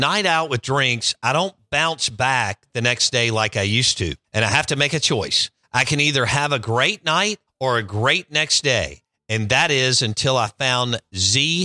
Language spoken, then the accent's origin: English; Jackson, Mississippi, United States; I grew up in Belhaven and on both campuses